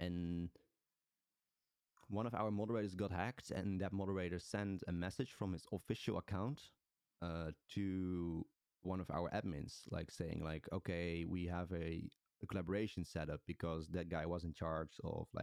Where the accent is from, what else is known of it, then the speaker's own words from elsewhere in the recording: Netherlands; I'm from the Netherlands.